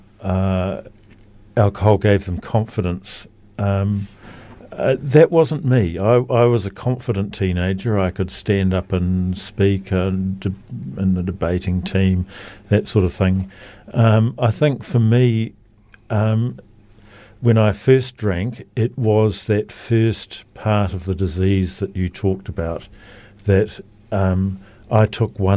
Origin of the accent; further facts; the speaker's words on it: Auckland, New Zealand; moved away as an adult; now in Christchurch, New Zealand; I grew up in Auckland near the beach